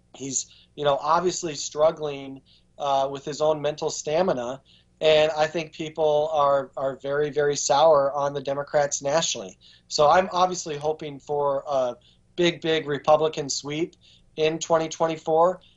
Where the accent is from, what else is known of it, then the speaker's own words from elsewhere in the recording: Baraboo, Wisconsin, United States; now in Virginia, United States; Baraboo, Wisconsin, which is my hometown